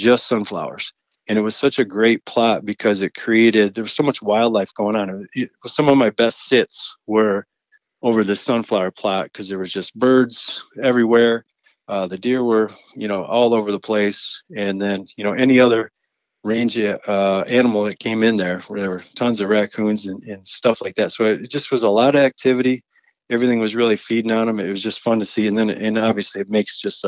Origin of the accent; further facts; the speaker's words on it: Clare, Michigan, United States; in my hometown, born and raised in Clare, Michigan